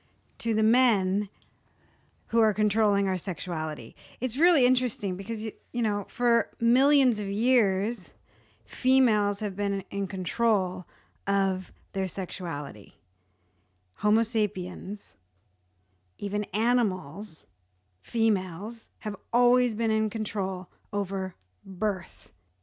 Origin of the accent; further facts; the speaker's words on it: California, United States; now in Alabama, United States; I'm being from California, midwifery is a thing.